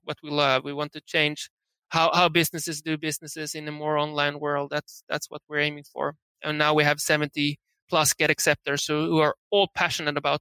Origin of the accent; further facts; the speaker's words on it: Sweden; moved away as an adult; also born or lived in San Francisco; we are from Sweden, living in San Francisco back then